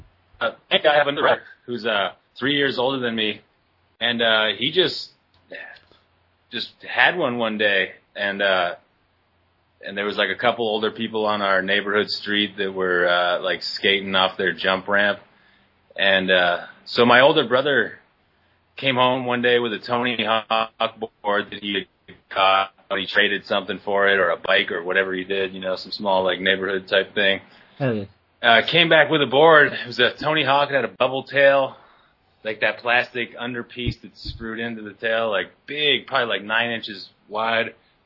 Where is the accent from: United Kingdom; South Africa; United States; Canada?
Canada; Oakville, Ontario; born or raised there